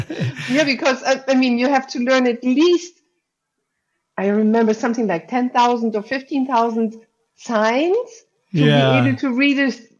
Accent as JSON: {"language": "English", "country": "Germany", "lives_now": "Hamburg, Germany", "said": "Germany, and then I moved to Hamburg, and that's where I live since."}